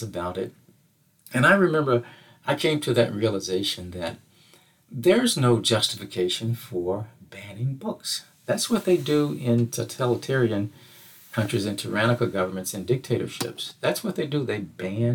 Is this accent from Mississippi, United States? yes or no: yes; Mississippi, United States; my home state of Mississippi